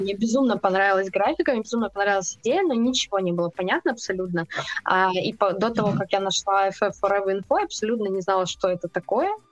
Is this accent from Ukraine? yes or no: yes; Ukraine; moved away as an adult; now in Russia; я вообще не из России, если что. я переехала Ой, из Украины.